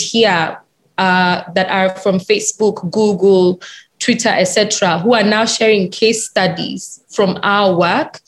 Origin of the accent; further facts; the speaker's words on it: Kenya; I'm very Kenyan. I went to a Kenyan school in a Kenyan university. I worked in Kenyan companies